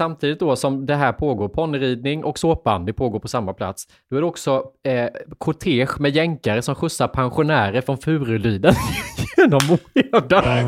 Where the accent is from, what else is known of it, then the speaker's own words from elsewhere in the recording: Lanna, Jönköping County, Sweden; moved away as an adult; also born or lived in Värnamo; Lanna, den här byn med 400 invånare där jag kommer ifrån